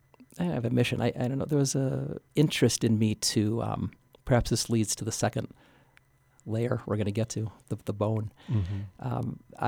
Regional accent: St. Paul, Minnesota, United States; I'm from St. Paul, Minnesota.

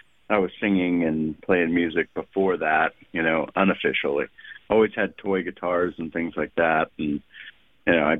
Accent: Texas City, Texas, United States; also born or lived in Thorndale, Texas; I'm originally from Texas City down by Galveston, but my wife is from Thorndale

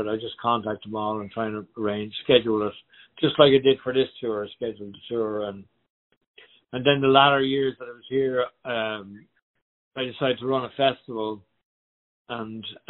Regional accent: Ireland; moved away as an adult; also born or lived in Alaska; now in United States; growing up in Ireland, it was cheap to take ferries to England and France

